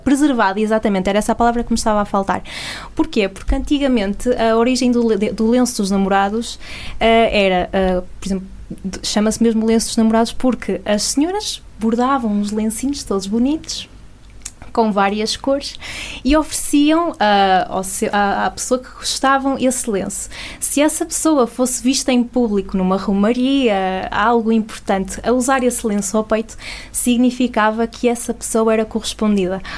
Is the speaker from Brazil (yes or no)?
no; Portugal; nossas características enquanto portugueses